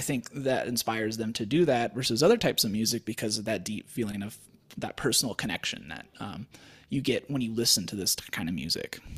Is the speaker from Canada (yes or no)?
no; Wichita, Kansas, United States; moved away; also born or lived in Colorado; I grew up in Wichita, Kansas